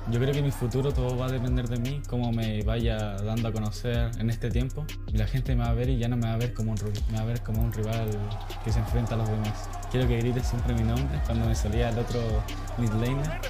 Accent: Arica, Arica y Parinacota, Chile; moved away; Nací en Chile de Arica

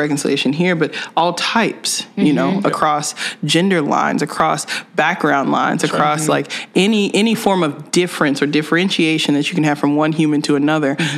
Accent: Lubbock, Texas, United States; now in Ames, United States; I am from Lubbock, Texas, West Texas

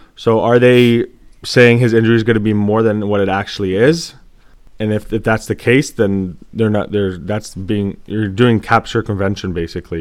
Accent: Canada; we grew up with fighting and, like, we watched it, uh, like, just being Canadian, it was always hockey.

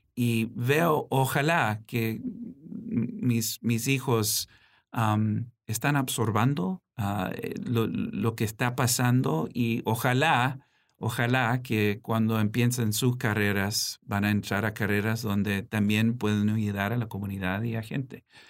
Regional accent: Washington, Maryland, United States; also born or lived in Gaithersburg / Silver Spring / Bethesda / Mexico City; creciendo aquí en Washington

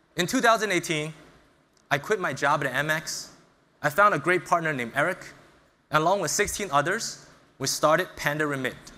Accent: New York City, New York, United States; moved away as an adult; also born or lived in China; I was born in China, but I moved to the United States around six years old. And I grew up in Brooklyn, New York

